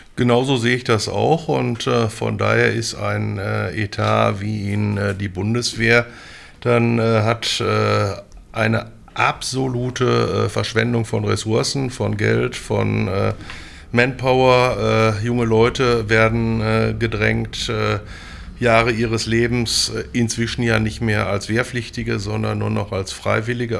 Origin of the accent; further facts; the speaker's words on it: Münster, North Rhine-Westphalia, Germany; moved away as an adult; now in Bochum, Germany; bin 1963 geboren, im Münsterland äh, oder im Münster groß geworden. Bin dann 1984 zum Studium äh, nach Bochum an die Ruhr-Uni gekommen